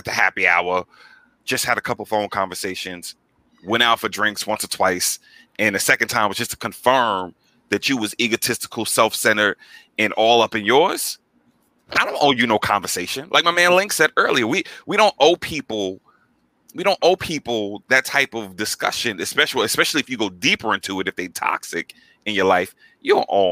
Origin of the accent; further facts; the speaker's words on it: New York, United States; I'm from New York